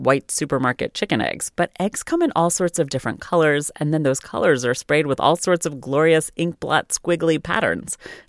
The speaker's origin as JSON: {"language": "English", "country": "United States", "said": "we in America store our eggs in the fridge."}